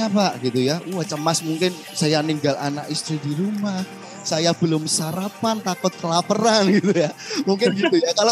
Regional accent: Semarang, Central Java, Indonesia; Baik Bapak Ibu perkenalkan saya … begitu ya. Ada saya dari Semarang yang nanti akan bantu Bapak Ibu gitu ya.

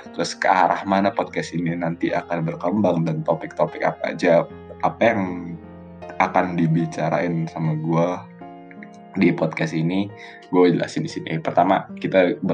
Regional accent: Jakarta, Indonesia; gue dari Jakarta jadi gue emang lahir di Jakarta sekolah gue gede di Jakarta abis itu gue sekolah di Jakarta

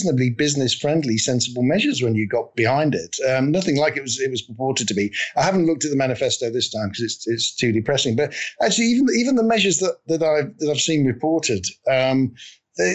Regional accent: United Kingdom; we're all British

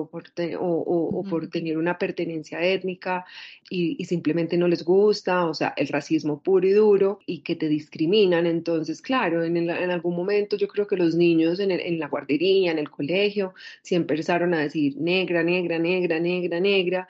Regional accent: Medellín, Antioquia, Colombia; also born or lived in Spain; soy una mujer eh, nacida en Medellín, casi toda mi vida me crié en Medellín, crecí en Medellín

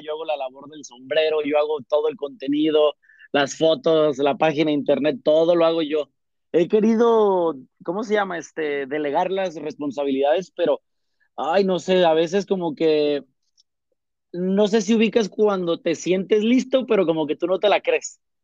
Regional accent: Uruapan, Michoacán, Mexico; moved away; yo soy de Michoacán, ¿no? De Ollada Uruapan

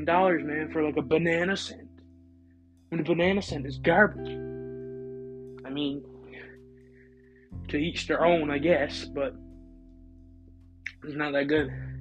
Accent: Canada; I'm from Canada. Never been to the U.S.

